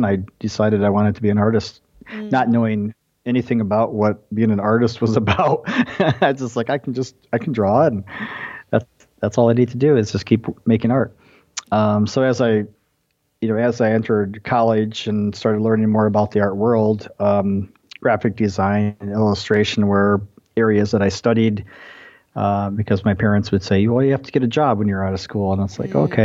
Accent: Ithaca, Michigan, United States; moved away as an adult; also born or lived in Iowa / California; now in Illinois, United States; I grew up in a small town in Michigan, Ithaca

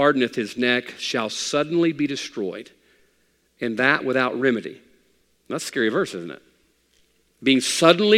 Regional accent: United States; I'm an American male

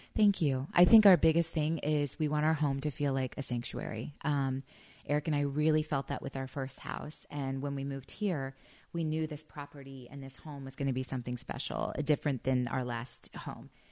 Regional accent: Missouri, United States; I grew up in Missouri

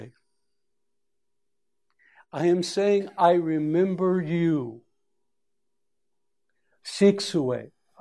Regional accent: Alaska, United States; I was from Alaska

